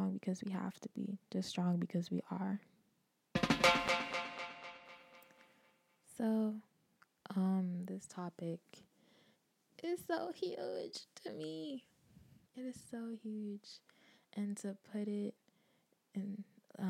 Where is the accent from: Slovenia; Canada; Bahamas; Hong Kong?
Bahamas; where I grew up in the Bahamas